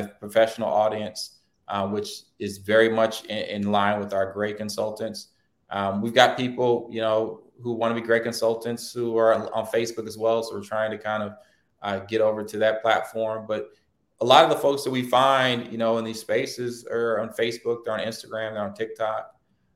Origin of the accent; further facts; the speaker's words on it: Hampton, Virginia, United States; I grew up in Hampton, Virginia, a pretty diverse city in the 80s